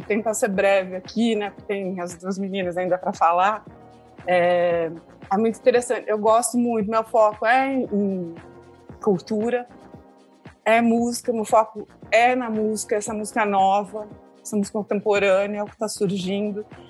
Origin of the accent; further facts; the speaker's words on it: Santa Bárbara d'Oeste, São Paulo, Brazil; Eu sou de Santa Bárbara do Oeste